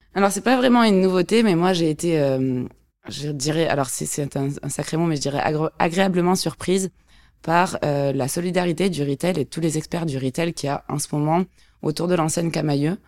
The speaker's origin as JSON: {"language": "French", "town": "Montpellier", "region": "Occitania", "country": "France", "said": "je suis une sudiste, une vraie. Je suis de Montpellier, d'un petit village à côté, je dirais même"}